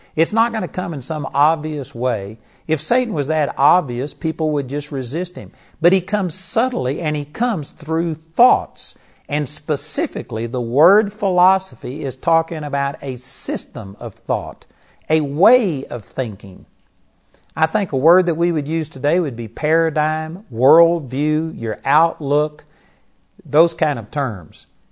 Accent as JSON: {"language": "English", "region": "Texas", "country": "United States", "tie": "born or raised there", "said": "In Texas, we just grew up talk"}